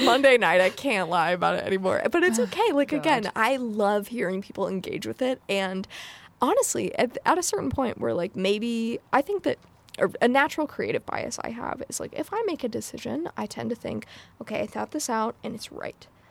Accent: United States; my mom is white and I grew up in America

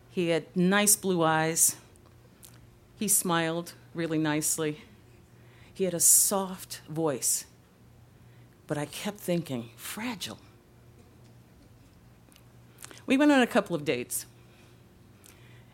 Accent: Chicago, Illinois, United States; now in Los Angeles, United States; I'm originally from Chicago

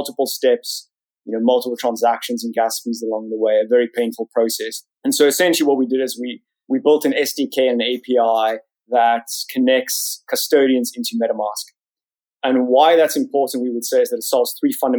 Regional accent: South Africa; moved away as an adult; now in London, United Kingdom; You can probably tell from my funny accent, I grew up in South Africa

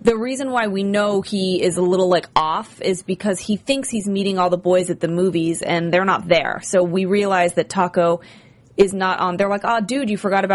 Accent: San Francisco, California, United States; I'm from San Francisco

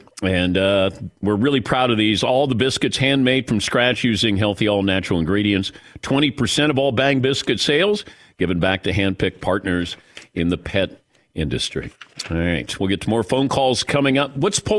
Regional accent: Ohio, United States; Although all these years, growing up in Ohio, I was in Kentucky for 2 years at Eastern Kentucky

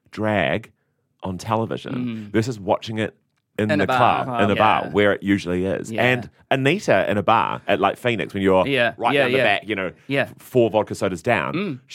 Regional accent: New Zealand; being a New Zealander

